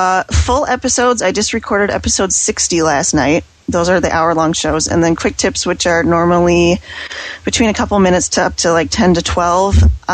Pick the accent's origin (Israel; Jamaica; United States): United States; Western Wisconsin; I am from Western Wisconsin.